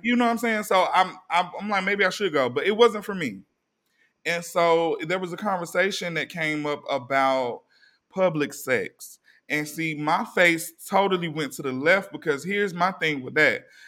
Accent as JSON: {"language": "English", "region": "East Coast", "country": "United States", "said": "we come from the East Coast"}